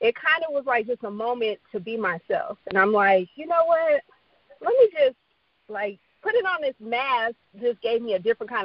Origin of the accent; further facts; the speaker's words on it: Chicago, Illinois, United States; I am from Chi-Town